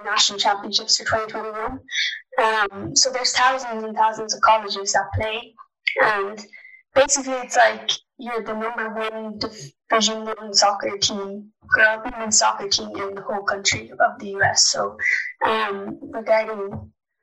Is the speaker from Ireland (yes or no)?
yes; Ballinasloe, Connacht, Ireland; now in Florida, United States